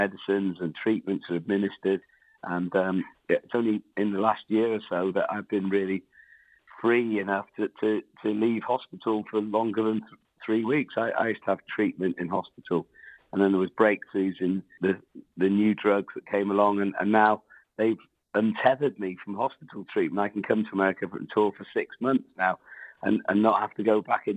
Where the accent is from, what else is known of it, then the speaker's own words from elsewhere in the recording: Wales, United Kingdom; first language English; I grew up in a Wales where there was no Welsh language on the road signs